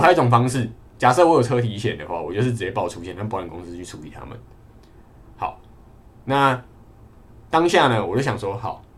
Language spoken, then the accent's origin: Chinese; Kaohsiung, Taiwan; moved away; 因为我是高雄人